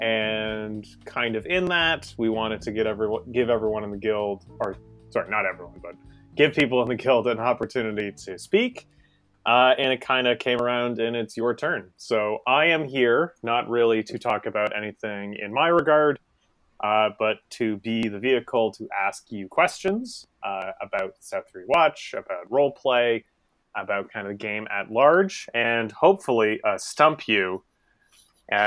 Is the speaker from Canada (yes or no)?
yes; Montreal, Quebec, Canada; now in Toronto, Canada; As a native of Montreal and someone who lives in Toronto